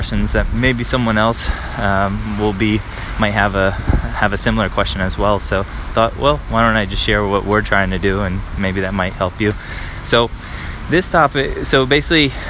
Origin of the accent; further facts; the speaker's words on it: United States; now in Paris, France; I'm an American